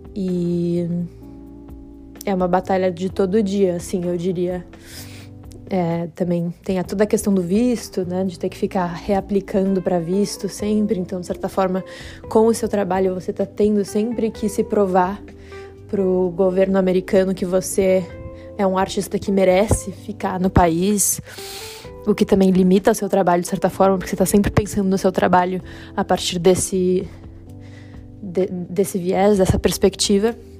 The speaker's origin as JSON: {"language": "Portuguese", "country": "Brazil", "moved": "yes", "lives_now": "United States", "said": "eu, como brasileira"}